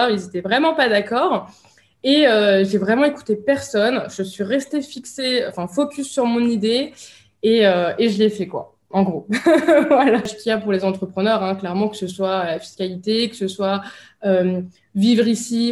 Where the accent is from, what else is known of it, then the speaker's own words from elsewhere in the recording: France; moved away as an adult; now in Dubai, United Arab Emirates; je, quitte la France. Donc je suis partie vivre euh, ici à Dubaï